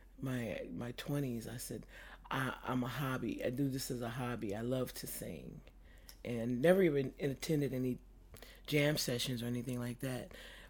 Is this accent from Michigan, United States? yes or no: yes; Detroit, Michigan, United States; I grew up on the east side of Detroit